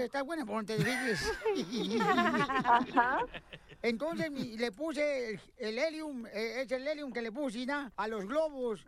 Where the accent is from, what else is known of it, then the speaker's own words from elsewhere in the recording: Ocotlán, Jalisco, Mexico; mi pueblo sí, o sea, sí, sí hay baches y todo, hay baches en Ocotlán, Jalisco, ¿verdad? Pero está bonito mi pueblo